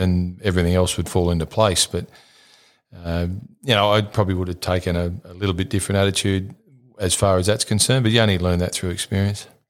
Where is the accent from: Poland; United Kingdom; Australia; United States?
Australia; St Marys, New South Wales; we grew up in St Mary's